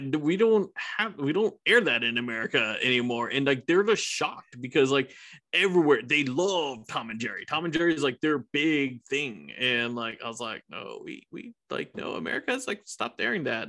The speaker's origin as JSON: {"language": "English", "country": "Iran", "moved": "yes", "lives_now": "United States", "said": "my home country, I, Iran"}